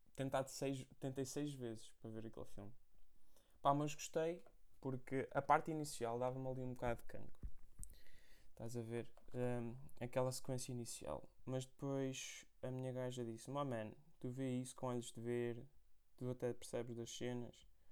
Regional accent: Portugal; now in London, United Kingdom; voltei à minha terra natal

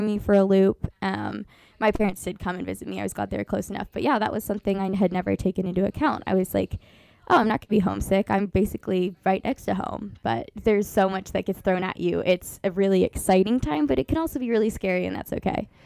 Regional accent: Beavercreek, Ohio, United States; I'm from a smaller city near Dayton called Beaver Creek. Um, honestly, it was a pretty small town feel for me growing up because I grew up next to a cornfield. I was born and raised in the same house.

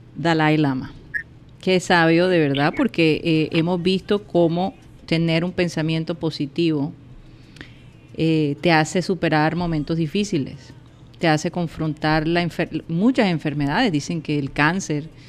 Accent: Colombia; yo soy colombiana

